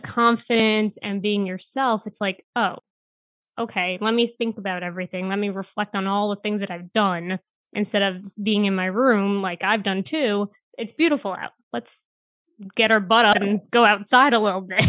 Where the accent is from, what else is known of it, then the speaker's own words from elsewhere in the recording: New York City, New York, United States; I'm from New York City